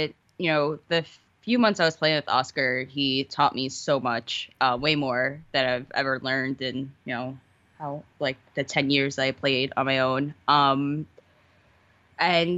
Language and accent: English; New York City, New York, United States; moved away as an adult; now in Los Angeles, United States; I'm from Queens